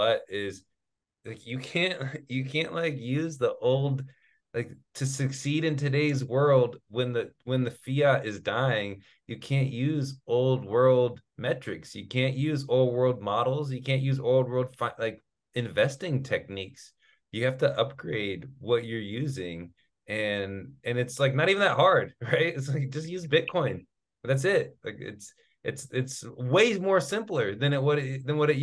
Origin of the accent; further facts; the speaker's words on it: Sacramento, California, United States; I'm from Sacramento